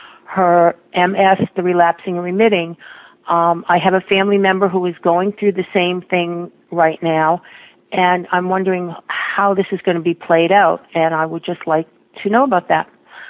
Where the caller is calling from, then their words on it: Boston, Massachusetts, United States; I'm calling from Boston, Massachusetts